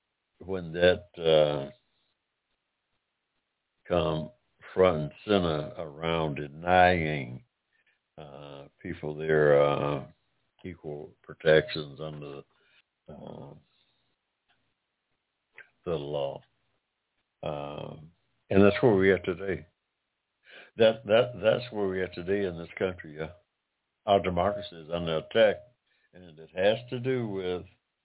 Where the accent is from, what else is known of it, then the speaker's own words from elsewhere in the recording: United States; I'm American of African descent, and I say our democracy because my family has been here in this country some six generations dating back to 1784